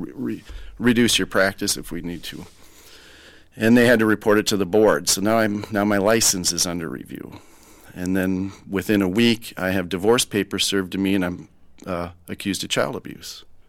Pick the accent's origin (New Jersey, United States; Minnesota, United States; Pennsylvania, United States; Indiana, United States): Minnesota, United States; Rochester; I'm born and raised in Rochester, Minnesota